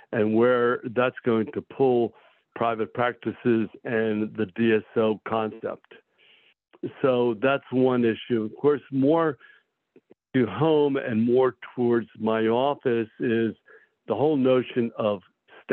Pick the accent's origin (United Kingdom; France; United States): United States; Millville, New Jersey; Millville actually is my hometown, so I came back to practice in my hometown.